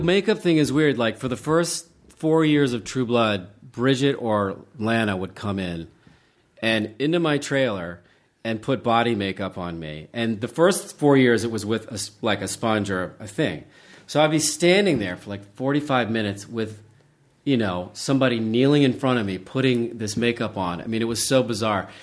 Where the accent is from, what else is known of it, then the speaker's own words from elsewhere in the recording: Charleston, West Virginia, United States; moved away; I grew up in Charleston, West Virginia